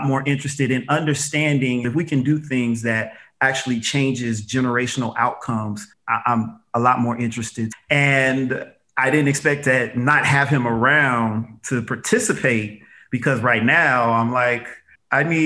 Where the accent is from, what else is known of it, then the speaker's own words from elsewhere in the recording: Las Vegas, Nevada, United States; I grew up here in the Valley